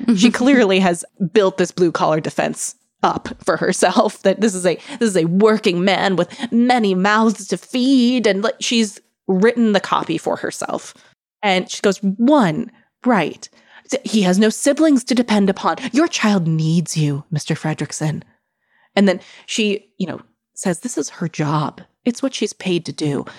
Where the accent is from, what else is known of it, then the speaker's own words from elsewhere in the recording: Midwest, United States; I grew up in the Midwest